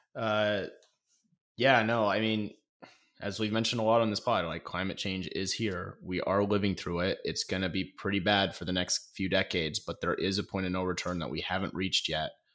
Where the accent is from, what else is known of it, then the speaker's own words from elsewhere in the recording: Coeur d'Alene, Idaho, United States; That is my hometown